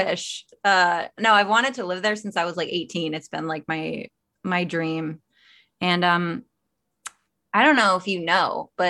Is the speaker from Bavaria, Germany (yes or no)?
no; Stuttgart, Baden-Württemberg, Germany; moved away as an adult; also born or lived in Helsinki, Finland / Arnhem, Netherlands; now in United States; And then I was in Germany in Stuttgart for 9 years, and I graduated high school there.